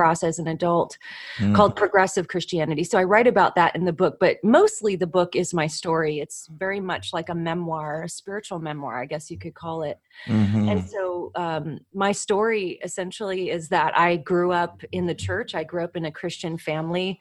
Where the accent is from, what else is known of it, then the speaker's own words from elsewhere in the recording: Southern California, United States; now in Tennessee, United States; I grew up in Southern California